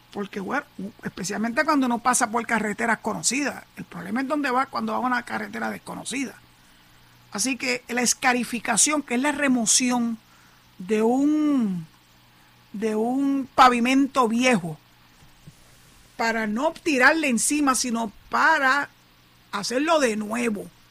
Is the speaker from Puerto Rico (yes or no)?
yes; San Juan, Puerto Rico; moved away as an adult; now in Boquerón, Puerto Rico; yo nací y me crié en San Juan, aunque yo decidí venirme para acá, para Boquerón, formalmente y oficialmente en el año 2001